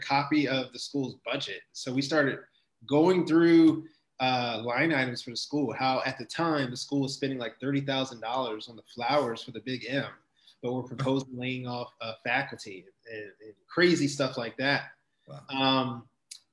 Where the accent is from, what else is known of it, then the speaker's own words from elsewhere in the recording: Prince George's County, Maryland, United States; I'm born and raised here in gorgeous Prince George's County